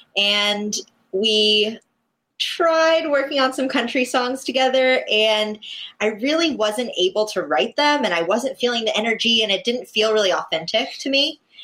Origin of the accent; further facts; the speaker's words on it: West Palm Beach, Florida, United States; I'm from West Palm Beach